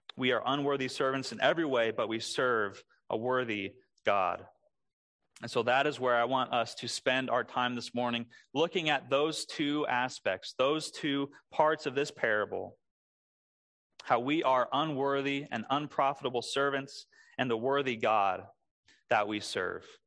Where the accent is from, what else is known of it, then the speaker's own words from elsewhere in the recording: Springfield, Missouri, United States; moved away; my first big job growing up in Springfield, Missouri. That's where I'm from